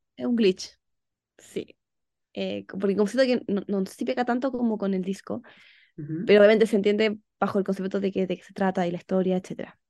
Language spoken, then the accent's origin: Spanish; Chile; soy de Chile